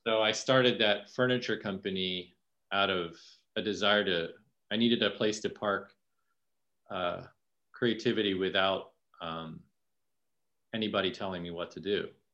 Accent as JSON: {"language": "English", "town": "Falls Church", "region": "Virginia", "country": "United States", "also_born_or_lived": "New York City / Philippines (parents)", "moved": "as an adult", "lives_now": "Delaware County, Pennsylvania, United States", "said": "I'm from Falls Church, Virginia. It's like mm-hmm. pretty close to DC"}